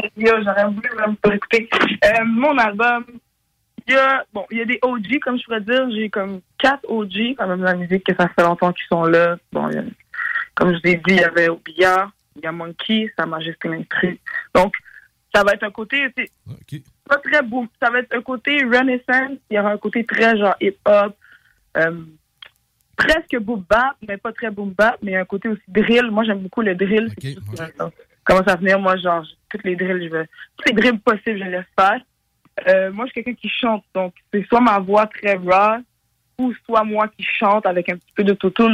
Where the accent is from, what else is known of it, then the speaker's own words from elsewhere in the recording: Montreal, Quebec, Canada; je viens de Montréal.